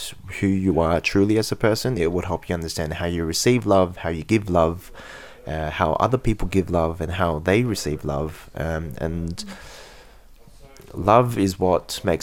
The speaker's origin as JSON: {"language": "English", "country": "Australia", "tie": "born or raised there", "said": "born and bred in Australia, so I'm Australian as fuck"}